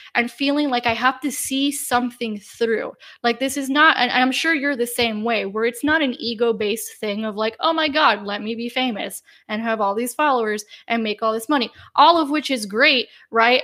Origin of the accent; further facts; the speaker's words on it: United States; I was born and raised in the United States